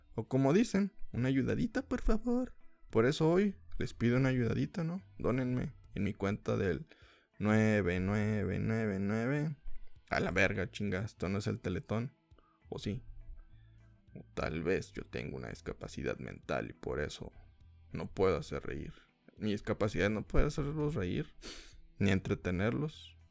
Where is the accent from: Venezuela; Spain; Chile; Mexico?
Mexico; soy mexicano